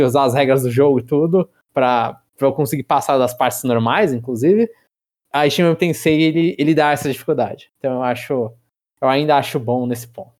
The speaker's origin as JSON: {"language": "Portuguese", "country": "Brazil", "said": "eu sou brasileiro"}